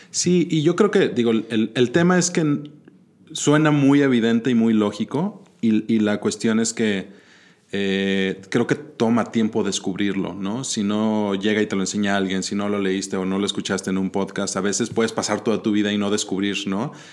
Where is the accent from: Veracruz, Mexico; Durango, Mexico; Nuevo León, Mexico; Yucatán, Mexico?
Nuevo León, Mexico; Monterrey; born or raised there; also born or lived in Mexico City